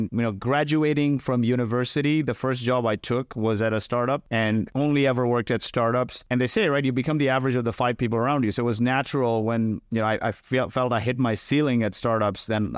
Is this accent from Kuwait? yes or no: yes; Kuwait; born there; also born or lived in India; So I was born in Kuwait. My parents are from India and they weren't really educated.